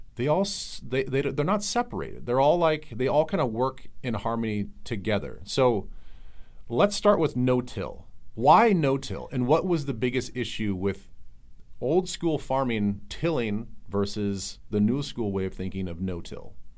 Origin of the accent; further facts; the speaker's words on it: Midwest, United States; also born or lived in Iowa / South Dakota; I grew up in Iowa and South Dakota